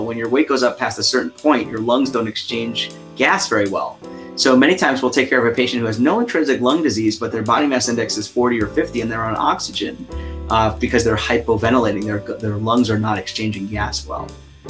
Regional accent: New York, United States; accent: New York; I'm from New York originally, right? So the accent I grew up with was a very sort of intense accent. So now I'm much more neutral.

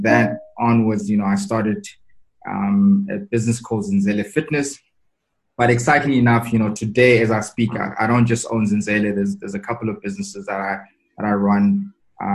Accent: Tembisa, Gauteng, South Africa; also born or lived in Katlehong / Soweto; So I was born in Katlehong, but I grew up in Tembisa and a bit of Soweto

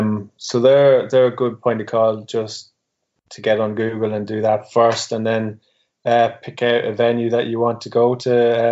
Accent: Ireland; And that's coming from myself, who would be an Irishman

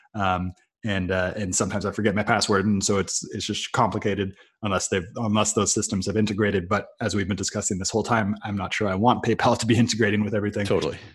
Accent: Silicon Valley, California, United States; moved away; also born or lived in Brazil; I grew up in Silicon Valley

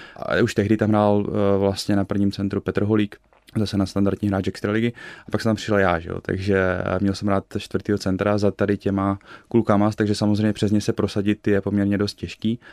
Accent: Slovakia; also born or lived in Canada; now in Olomouc, Czech Republic; pocházím ze Slovenska

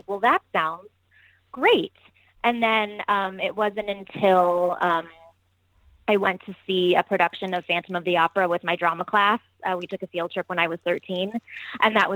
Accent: Miami, Florida, United States; moved away as an adult; also born or lived in New York; now in Los Angeles, United States; I'm originally from Miami. I am born and raised there

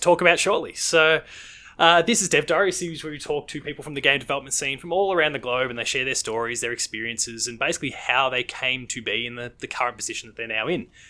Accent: Victoria, Australia; in my home state of Victoria

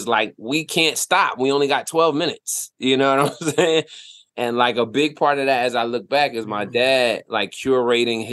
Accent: Willingboro, New Jersey, United States; moved away as an adult; also born or lived in Trenton, New Jersey / Philadelphia, Pennsylvania; I was in Willimboro, New Jersey. I grew up in Jersey, born in Trenton.

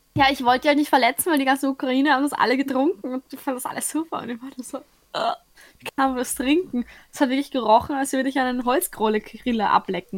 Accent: Austria; dass ich halt Österreicher bin

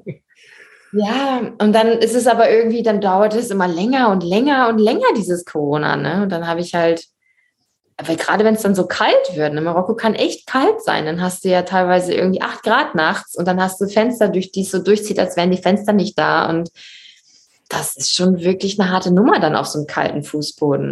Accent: Germany; now in Morocco; als Deutsche

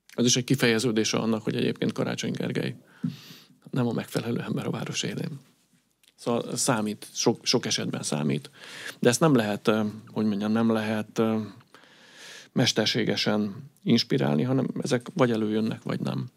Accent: Budapest, Hungary; én a külvárosban nőttem fel

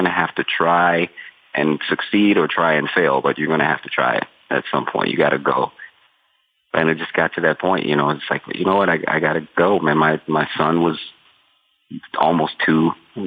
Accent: Denver, Colorado, United States; moved away as an adult; now in New York, United States; I'm from Denver

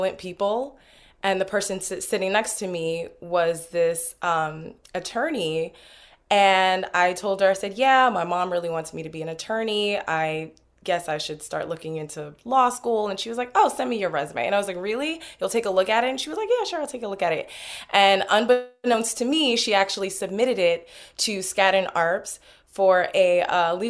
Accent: Newark, New Jersey, United States; I'm originally from Newark

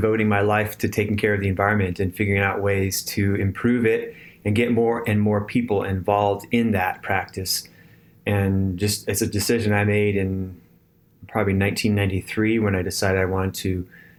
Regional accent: California, United States; moved away as an adult; now in Tennessee, United States; when I was growing up in California

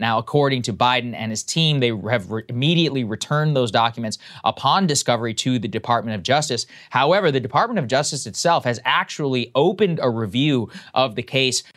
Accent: College Station, Texas, United States; my hometown, College Station, the Georgia H W Bush presidential library is there.

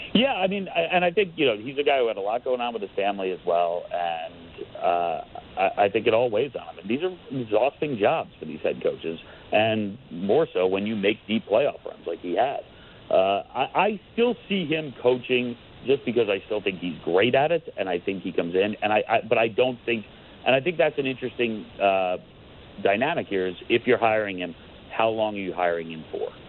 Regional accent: New York, United States; also born or lived in Long Island; I'm from New York

